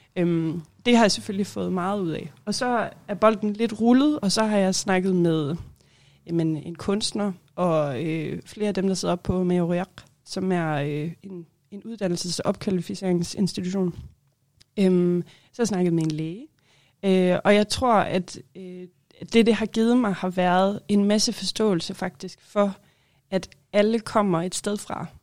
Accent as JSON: {"language": "Danish", "town": "Holstebro", "region": "Central Denmark Region", "country": "Denmark", "also_born_or_lived": "Aarhus", "moved": "yes", "lives_now": "Greenland", "said": "jeg kommer fra Holstebro i Vestjylland"}